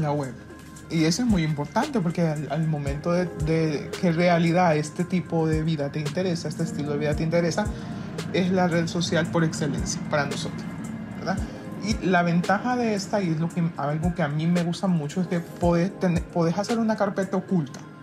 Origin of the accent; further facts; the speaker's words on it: Honduras; somos hondureñas todas, pero todas estamos en diferentes partes del mundo